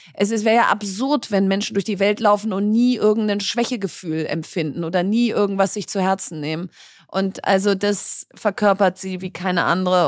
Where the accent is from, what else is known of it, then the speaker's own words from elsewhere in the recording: Berlin, Germany; ich bin Berlinerin